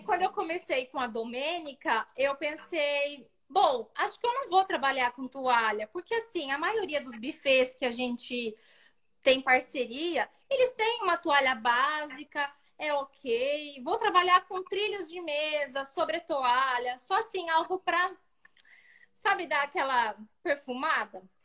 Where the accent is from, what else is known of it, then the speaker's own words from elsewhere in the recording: Sorocaba, São Paulo, Brazil; nós somos daqui de Sorocaba, né, interior de São uhum. Paulo